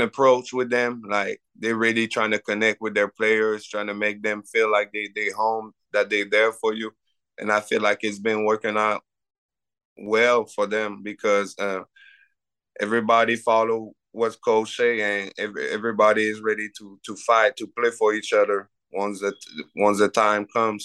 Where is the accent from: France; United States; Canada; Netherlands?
Canada; have people recruiting you as a Canadian